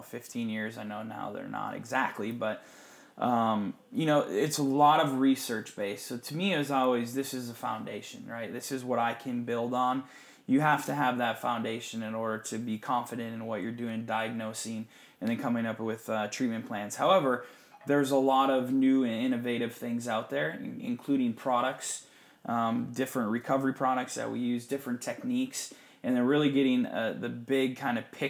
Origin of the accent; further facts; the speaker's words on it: Upper Michigan, United States; moved away; I grew up in Upper Michigan